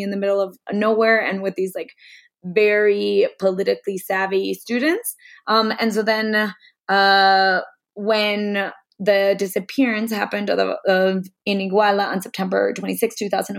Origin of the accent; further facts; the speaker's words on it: New York City, New York, United States; moved away as an adult; now in Mexico; I'm originally from New York City, and I've been living and working in Mexico for the past 10 years